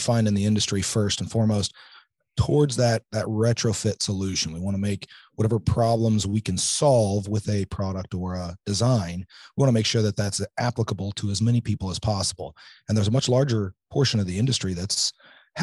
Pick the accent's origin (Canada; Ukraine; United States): United States; central Illinois; I grew up in central Illinois, right here, about an hour or two north of here.